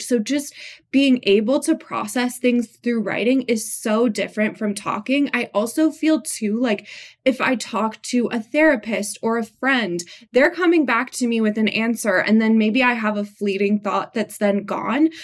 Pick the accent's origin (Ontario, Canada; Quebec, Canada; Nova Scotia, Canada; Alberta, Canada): Quebec, Canada; Montreal; now in Santa Cruz, United States; We're both from Montreal